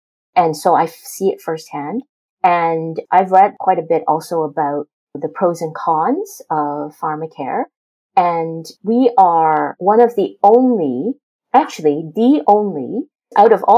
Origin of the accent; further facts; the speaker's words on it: Canada; we're Canadian